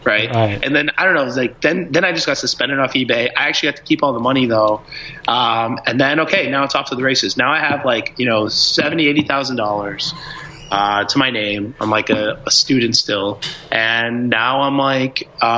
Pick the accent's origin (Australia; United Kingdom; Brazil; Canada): Brazil; now in United States; I'm from Brazil originally, so I thought about how much, like, why my cousins would always ask me for electronics to bring that into Brazil for them